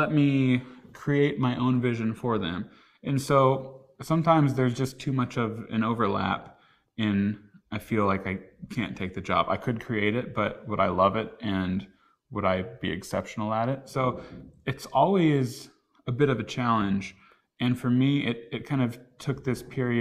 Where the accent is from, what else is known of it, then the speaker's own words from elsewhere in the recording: Oklahoma, United States; I grew up in Oklahoma